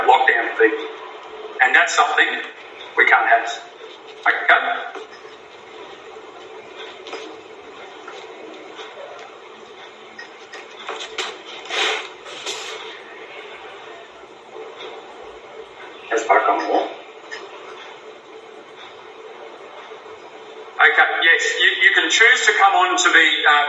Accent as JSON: {"language": "English", "country": "Australia", "said": "as a citizen under our Australian laws here"}